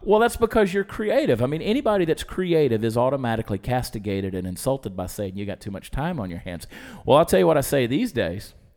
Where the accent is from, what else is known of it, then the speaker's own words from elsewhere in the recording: Georgia, United States; I grew up in Georgia